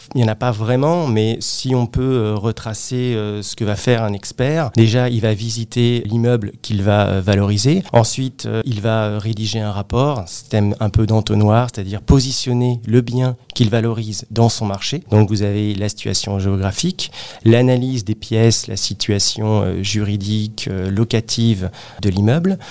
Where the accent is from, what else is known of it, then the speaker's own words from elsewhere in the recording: Créteil, Île-de-France, France; Alors moi je suis originaire euh, de la région parisienne, plus précisément euh, de la ville de Créteil